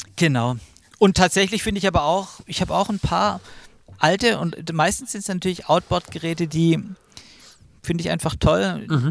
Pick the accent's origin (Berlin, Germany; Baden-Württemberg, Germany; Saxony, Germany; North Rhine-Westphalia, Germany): Baden-Württemberg, Germany; Stuttgart; moved away; Ich komme ja eigentlich auch aus Stuttgart oder aus der Gegend, habe da auch lang gelebt